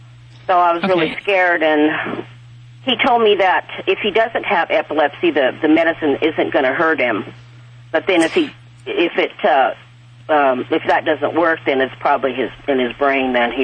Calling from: Fresno, California, United States; Fresno, California.

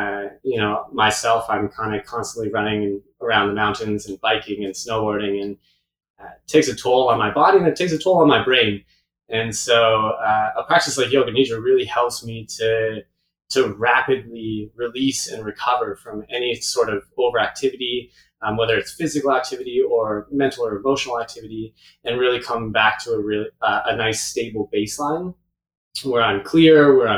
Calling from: Pemberton, British Columbia, Canada; I'm currently calling from my studio in Pemberton, BC, which is just north of Vancouver, Whistler area, our little kind of nook in the middle of the mountains.

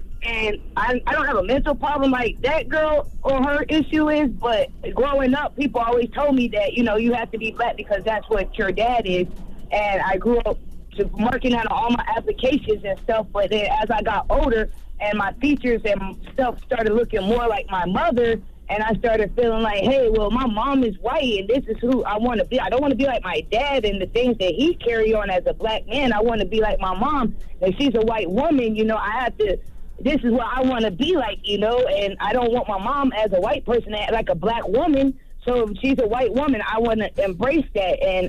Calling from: Fayetteville, United States; Good morning. I'm calling from Fayetteville.

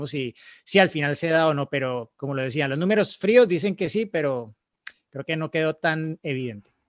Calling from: Ecatepec, State of Mexico, Mexico; soy de Catepec, Estado de México.

